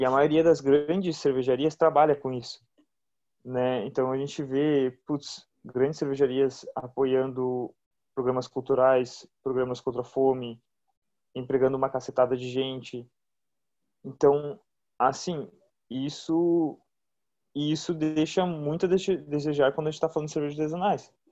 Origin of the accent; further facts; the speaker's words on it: Brazil; como brasileiros